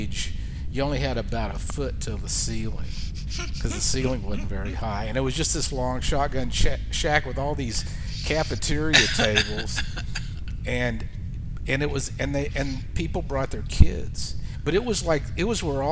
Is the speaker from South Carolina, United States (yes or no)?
no; Fort Worth, Texas, United States; moved away as an adult; also born or lived in Denton, Texas / Nashville, Tennessee / Austin, Texas; I grew up in Fort Worth